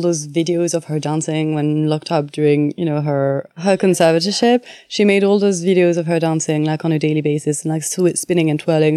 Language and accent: English; France; accent: French; English is a second language; moved away; my French accent